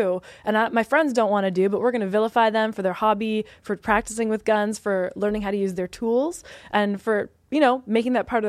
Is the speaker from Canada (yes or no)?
yes; Canada; moved away; because I'm from Canada and it's very like anti-gun.